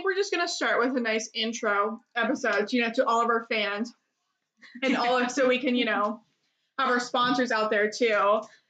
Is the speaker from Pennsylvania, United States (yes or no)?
yes; Clarion, Pennsylvania, United States; now in Pittsburgh, United States; I'm 24. I am from Clarion, Pennsylvania, and I'm living in Pittsburgh.